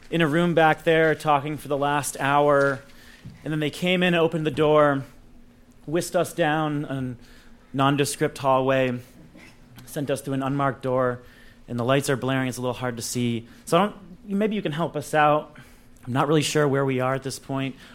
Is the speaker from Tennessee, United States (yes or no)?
no; New York City, New York, United States; I love being in my hometown.